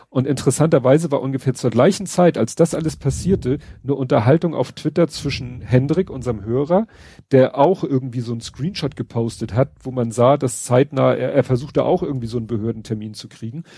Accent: Hamburg, Germany; für mich als Hamburger

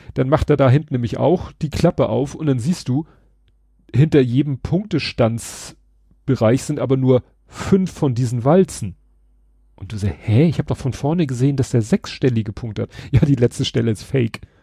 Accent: Hamburg, Germany; ich bin Hamburger oder wir sind alle Hamburger

